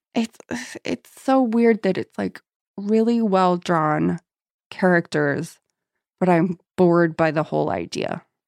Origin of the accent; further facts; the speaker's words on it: San Diego, California, United States; I'm from San Diego